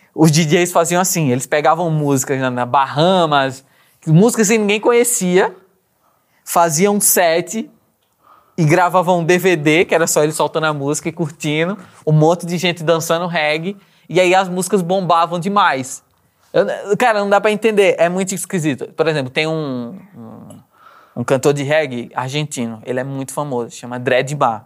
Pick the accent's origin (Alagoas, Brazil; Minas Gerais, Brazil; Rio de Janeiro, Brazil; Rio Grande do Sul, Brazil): Alagoas, Brazil; Maceió; accent: Maceió; also born or lived in Garanhuns, Pernambuco; eu nasci numa cidade de Pernambuco, chama Garanhuns. Mas vivi minha vida inteira em Maceió.